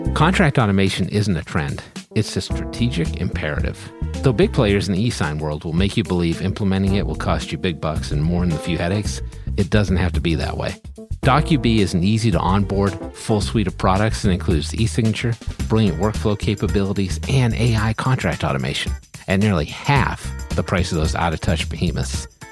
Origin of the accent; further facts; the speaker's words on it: New England, United States; I'm from New England